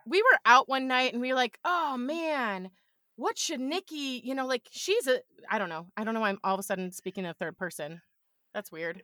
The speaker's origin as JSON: {"language": "English", "region": "New York", "country": "United States", "also_born_or_lived": "Buffalo", "said": "I'm a New Yorker"}